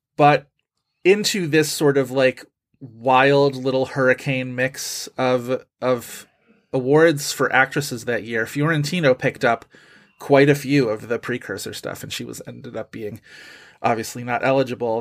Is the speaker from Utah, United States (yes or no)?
no; Buffalo, New York, United States; I grew up in Buffalo, and so we lived close enough to Canada to get, like, the Canadian television